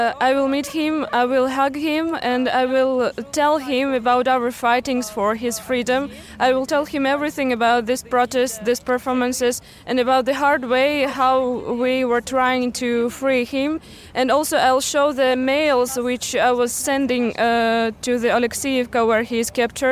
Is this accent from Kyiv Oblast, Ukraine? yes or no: yes; Bucha, Kyiv Oblast, Ukraine; I'm 23 years old. I'm from Bucha and I'm Ukrainian.